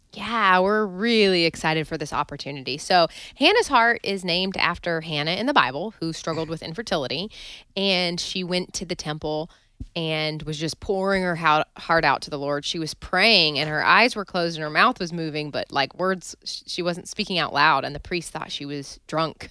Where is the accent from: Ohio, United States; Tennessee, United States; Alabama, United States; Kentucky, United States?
Kentucky, United States; Wilmore; I grew up in Wilmore, Kentucky, so near Lexington